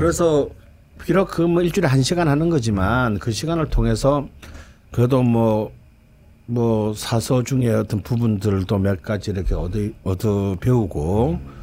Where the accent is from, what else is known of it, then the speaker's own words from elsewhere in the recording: Gyeongsang, South Korea; 저는 또 경상도 사람이고 또 우리 아버지는 전형적인 경상도 사람이기 때문에